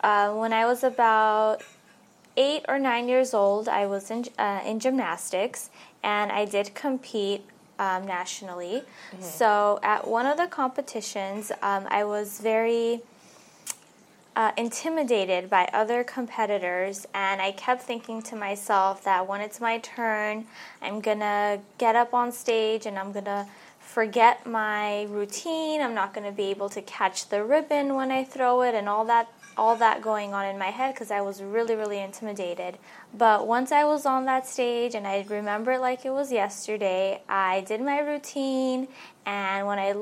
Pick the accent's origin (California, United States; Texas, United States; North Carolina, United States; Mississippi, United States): California, United States; Los Angeles; I grew up here in LA. I was born in Hollywood, and I lived in Valley Glen for all my life.